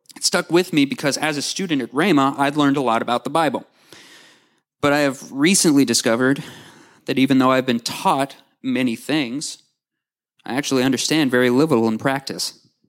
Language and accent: English; Owasso, Oklahoma, United States; also born or lived in Tulsa, Oklahoma; I was born in Tulsa, and I've lived in Owasso for as long as I can remember